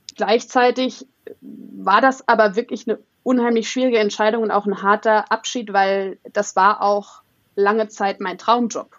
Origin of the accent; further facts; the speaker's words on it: Saarland, Germany; moved away; Ursprünglich aus einem ganz kleinen Dorf, 500 Seelen, äh, in, im schönen Saarland.